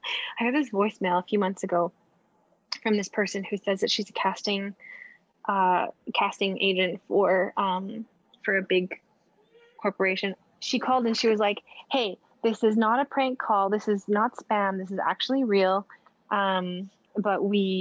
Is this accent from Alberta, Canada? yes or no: yes; Edmonton, Alberta, Canada; from my home, like from Edmonton, from my hometown